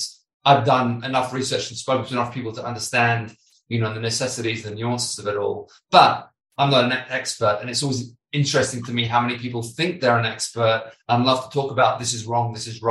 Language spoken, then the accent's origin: English; United Kingdom; I'm British, as you can probably tell from my accent